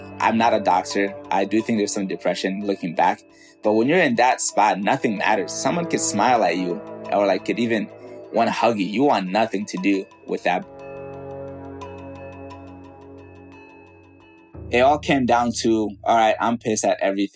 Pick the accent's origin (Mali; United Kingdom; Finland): Mali; moved away; Growing up in West Africa, Mali